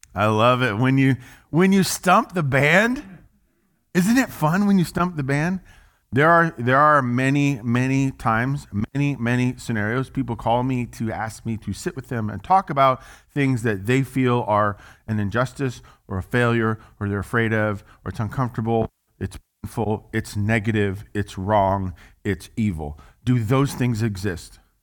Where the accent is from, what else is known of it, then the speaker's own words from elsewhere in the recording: Little Rock, Arkansas, United States; as we would say in the South, 'cause I'm from Little Rock, Arkansas